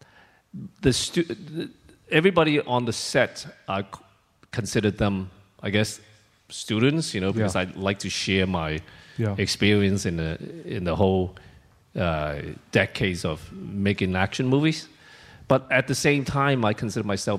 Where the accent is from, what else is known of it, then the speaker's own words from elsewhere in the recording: Hong Kong; also born or lived in China; I was born in China, and when I was 2 years old, my father took me to Hong Kong from China because that was before China really opened up. And I was separated with my mom for almost 8 years while I was living in Hong Kong with my father.